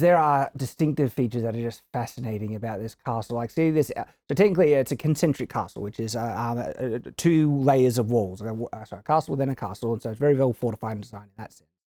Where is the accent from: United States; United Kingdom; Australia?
Australia; I come from Australia